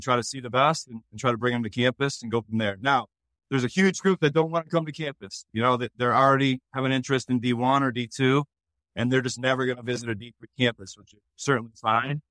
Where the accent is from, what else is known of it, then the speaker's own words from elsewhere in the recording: Connecticut, United States; I'm from New England. I'm from Connecticut